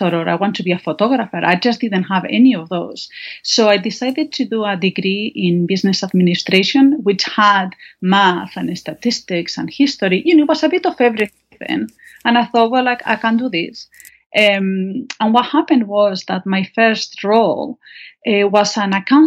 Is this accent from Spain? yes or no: yes; northern Spain, Spain; English is a second language; moved away; I'm from Spain. I was born and raised in Spain.